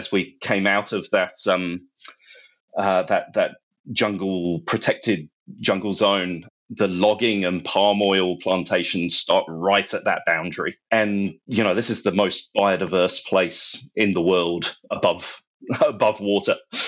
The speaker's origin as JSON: {"language": "English", "region": "London", "country": "United Kingdom", "tie": "born or raised there", "moved": "as an adult", "lives_now": "Australia", "said": "I grew up in London"}